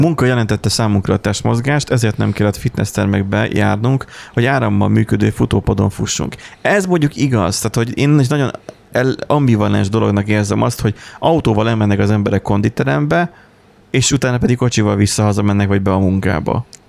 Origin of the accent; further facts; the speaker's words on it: Borsod-Abaúj-Zemplén, Hungary; mert ugye a busz se nagyon járt, tehát borsodról van szó